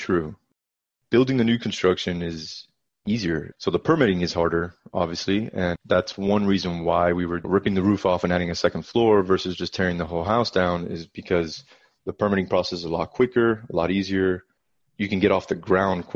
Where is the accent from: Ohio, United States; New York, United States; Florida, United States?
Florida, United States; South; moved away as an adult; now in Dallas, United States; now I live in Dallas, like you mentioned, but I'm originally from South Florida